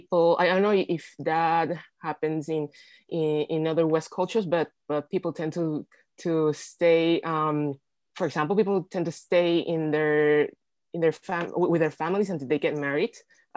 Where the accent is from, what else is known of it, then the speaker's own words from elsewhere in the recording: Lima, Peru; as you said. I have Chinese roots, but I was born and raised in Lima, Peru.